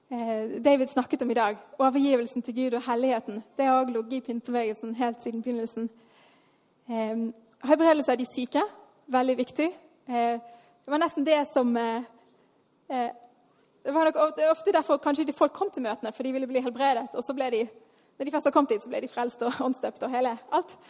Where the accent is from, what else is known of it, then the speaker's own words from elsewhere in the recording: Bergen, Vestland, Norway; Jeg vokste opp her i Tabernaklet.